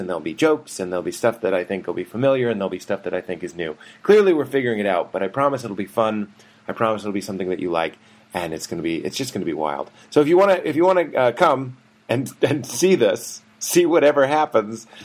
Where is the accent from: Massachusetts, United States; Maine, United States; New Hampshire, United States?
Massachusetts, United States; Boston; I'm from Boston, which I am